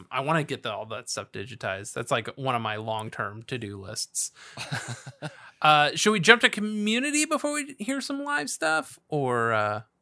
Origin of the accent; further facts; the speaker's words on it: New Jersey, United States; Yes, I'm from South Jersey. When they play it here, we go nuts and all hands in the air for New Jersey's success story.